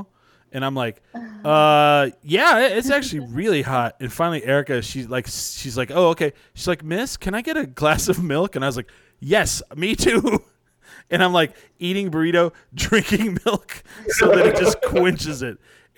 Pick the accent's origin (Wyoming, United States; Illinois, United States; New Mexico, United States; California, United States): New Mexico, United States; I'm from New Mexico.